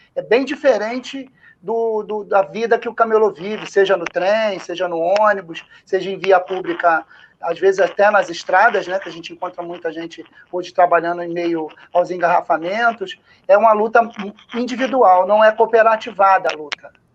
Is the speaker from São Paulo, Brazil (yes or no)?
no; Rio de Janeiro, Brazil; Aqui a gente chama de carioca da gema